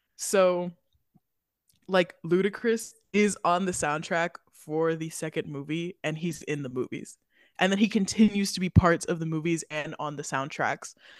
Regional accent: Florida, United States; We're from Florida, obviously, if you haven't heard it before, we are Floridians

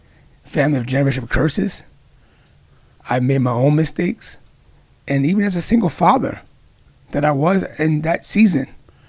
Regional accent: New York City, New York, United States; I grew up in Far Rockaway, New York.

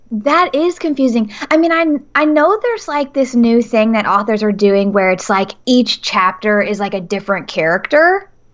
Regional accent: Nashville, Tennessee, United States; Nashville, Tennessee

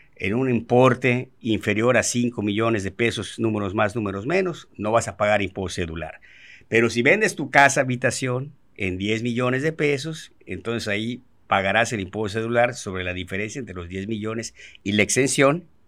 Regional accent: Mérida, Yucatán, Mexico; yo soy nacido y crecido aquí en Mérida, Yucatán

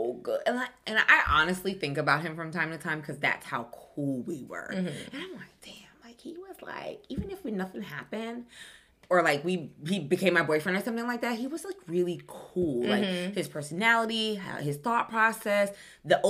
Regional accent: New York, United States; we're both from New York. We're both from the same place

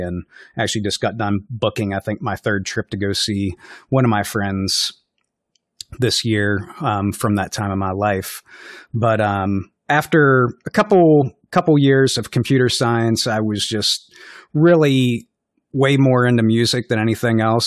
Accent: West Virginia, United States; now in Minnesota, United States; I'm from West Virginia

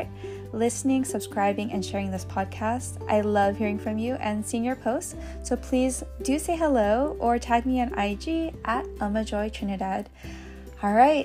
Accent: San Diego, California, United States; in San Diego, the city where I have been since I was born

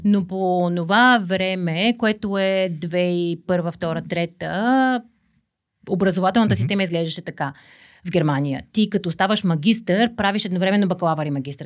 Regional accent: Karnobat, Burgas Province, Bulgaria; also born or lived in Veliko Tarnovo / Svishtov / Yambol / Varna; аз съм родена в Велико Търново а, преди около 40 години. А, там не съм живяла почти, малко в Свищов, Северна България. А, след това семейството ми се мести в Карнобат, което е много близо до морето, до Бургас

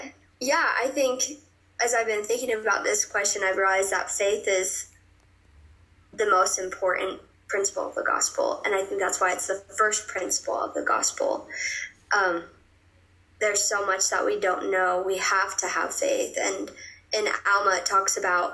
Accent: Michigan, United States; moved away as an adult; now in Provo, United States; I'm from Michigan

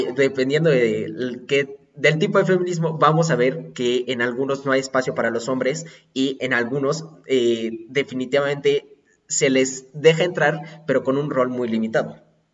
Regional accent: Puebla, Mexico; yo soy poblano

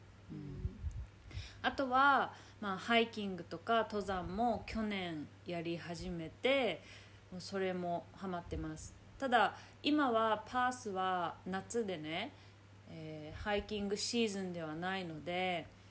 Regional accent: Chitose, Hokkaido, Japan; moved away as an adult; now in Perth, Australia; 2人とも北海道出身なんですしかもあやさんは札幌私は千歳

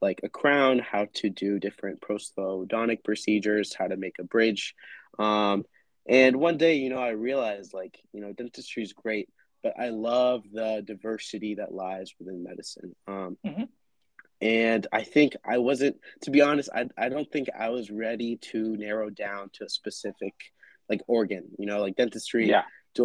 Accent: Cincinnati, Ohio, United States; I'm originally from Cincinnati

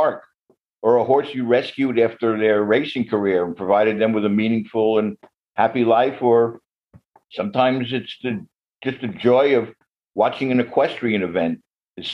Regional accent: New York City, New York, United States; also born or lived in New Jersey; now in Connecticut, United States; I grew up in Brooklyn, New York

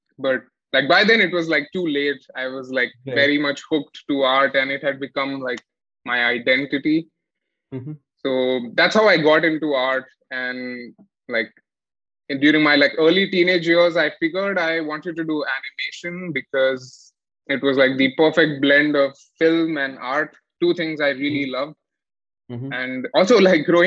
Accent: Mumbai, Maharashtra, India; I am a Mallu, born and raised in Mumbai

